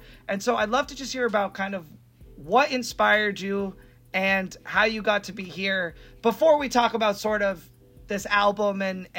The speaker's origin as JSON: {"language": "English", "region": "New Hampshire", "country": "United States", "tie": "born or raised there", "said": "I grew up in New Hampshire"}